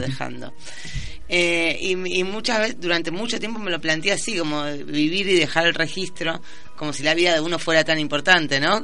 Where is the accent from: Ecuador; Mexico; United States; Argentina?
Argentina; Quilmes, Buenos Aires Province; also born or lived in San Telmo, Buenos Aires / Spain; soy de Quilmes, pero me defino como porteña, de San Telmo muy especialmente